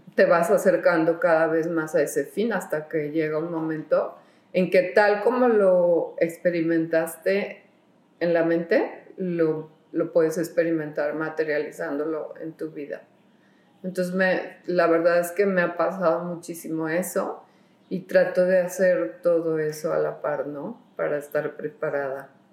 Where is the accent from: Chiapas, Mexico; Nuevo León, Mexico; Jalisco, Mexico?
Jalisco, Mexico; Guadalajara; en Guadalajara, yo soy de Guadalajara